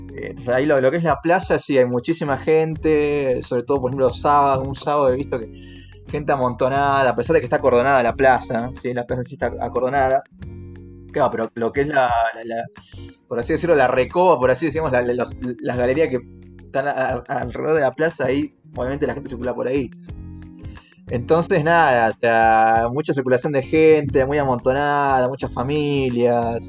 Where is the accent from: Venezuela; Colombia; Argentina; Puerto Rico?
Argentina; now in Mexico